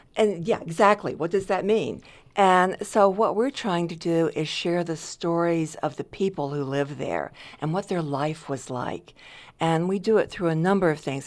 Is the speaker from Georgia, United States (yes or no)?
yes; Decatur, Georgia, United States; moved away as an adult; I'm originally from a suburb of Atlanta, Georgia.